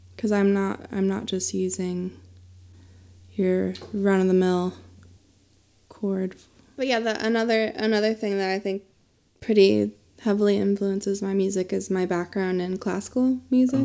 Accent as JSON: {"language": "English", "region": "Pennsylvania", "country": "United States", "tie": "born or raised there", "moved": "as an adult", "lives_now": "Asheville, United States", "said": "I did have a band that I played with in my hometown in Pennsylvania."}